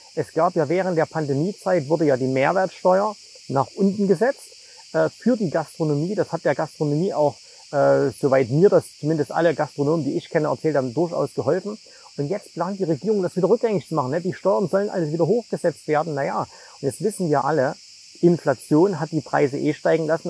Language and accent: German; Zwickau, Saxony, Germany; moved away; ich komme ja ursprünglich aus Zwickau